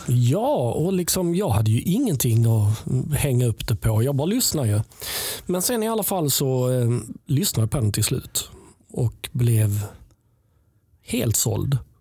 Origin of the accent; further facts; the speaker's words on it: Helsingborg, Skåne, Sweden; jag kommer från Helsingborg